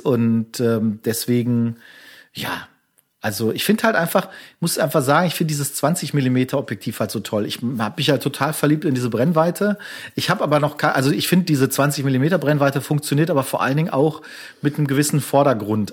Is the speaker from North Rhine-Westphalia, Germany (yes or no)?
yes; Castrop-Rauxel, North Rhine-Westphalia, Germany; meiner Heimatstadt kassel rauxel